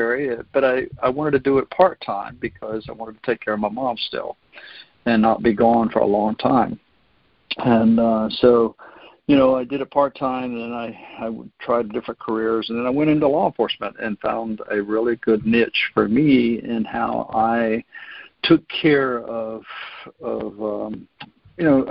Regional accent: North Florida, United States; I actually grew up here in North Florida

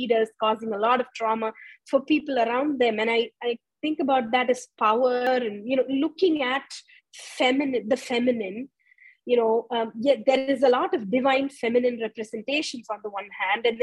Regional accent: India; moved away; I grew up in India

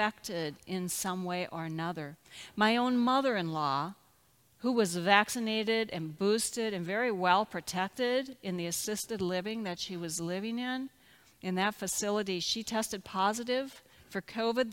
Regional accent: Minnesota, United States; now in Nixa, Missouri, United States; my home state

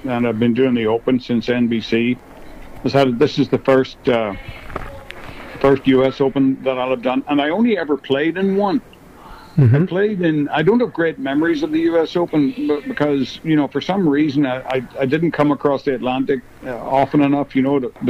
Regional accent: Northern Ireland, United Kingdom; growing up in Northern Ireland in the in the 60s and 70s

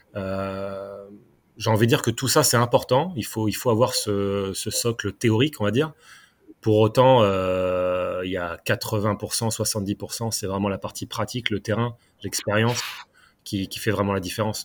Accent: Caen, Normandy, France; moved away as an adult; also born or lived in Font-Romeu; now in Paris, France; je suis natif de Normandie, donc de Caen

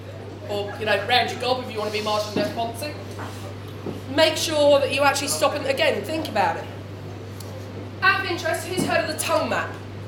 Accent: United Kingdom; because it's beer and we're British and we're used to it.

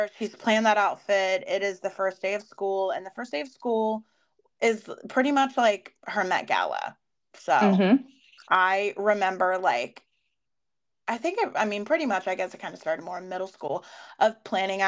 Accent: West Virginia, United States; Where I grew up in West Virginia

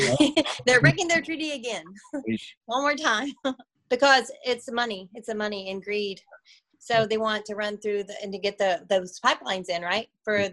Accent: Orlando, Florida, United States; born there; I was born in Orlando, Florida. Yes. I was born in Orlando.

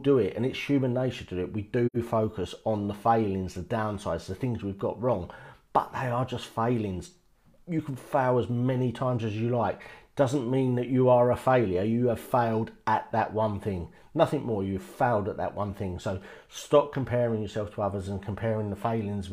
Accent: United Kingdom; in the UK, we're born, we don't realise it, but we're born in quite a good place

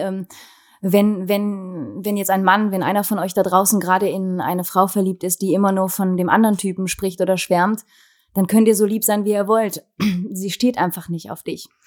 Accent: Wallonia, Belgium; bei uns in Ostbelgien

